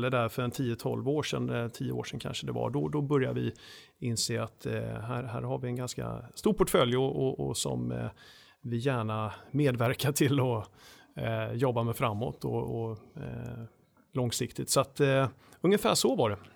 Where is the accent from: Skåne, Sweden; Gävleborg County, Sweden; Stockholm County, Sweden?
Skåne, Sweden; jag ser mig själv som, som skåning. Det är där jag är uppvuxen i varje fall, även om det inte hörs på, på rösten kanske.